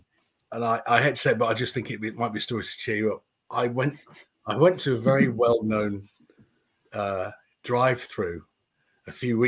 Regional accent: Hull, Yorkshire and the Humber, United Kingdom; But I am from Hull. I went to Anlaby School. I went to Wolfreton School.

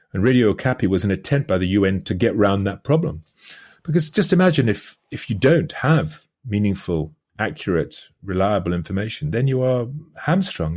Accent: United Kingdom; speaking as a British person

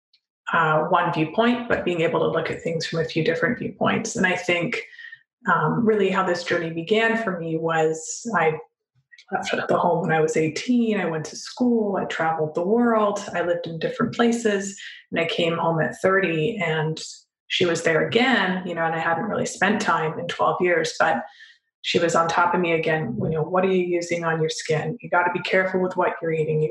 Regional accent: Canada; my dad was from Europe and we grew up in Canada

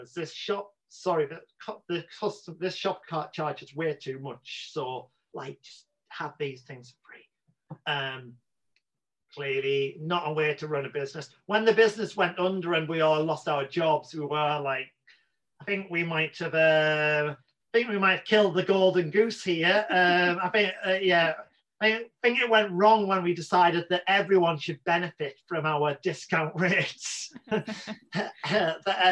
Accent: Newcastle upon Tyne, North East England, United Kingdom; accent: Geordie; moved away as an adult; Newcastle where I'm from, like people think my accent's quite strong.

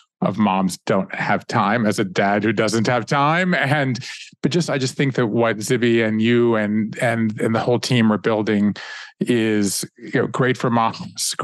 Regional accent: Savannah, Georgia, United States; I grew up in Savannah, Georgia

